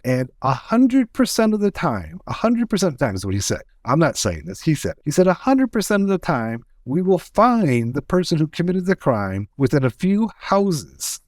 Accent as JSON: {"language": "English", "country": "United States", "accent": "American", "said": "I am in the US. So we can you can tell my American accent"}